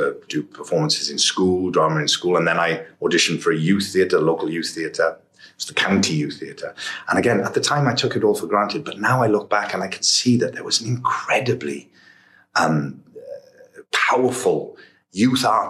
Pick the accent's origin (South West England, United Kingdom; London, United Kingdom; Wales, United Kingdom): Wales, United Kingdom; Port Talbot; growing up in Port Talbot